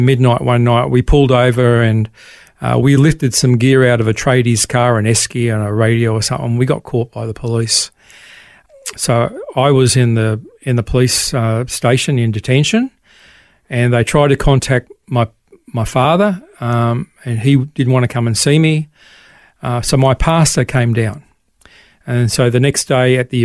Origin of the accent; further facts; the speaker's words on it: Tamworth, New South Wales, Australia; also born or lived in Sydney / Port Macquarie; born in Sydney in 1960. Our family moved to Tamworth, so I grew up in Tamworth, country music capital of Australia